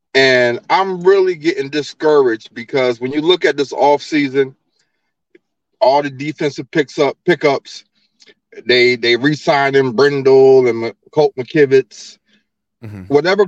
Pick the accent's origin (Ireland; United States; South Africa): United States; New Jersey; also born or lived in Oakland, California; now in Richmond, Virginia, United States; I'm from Jersey.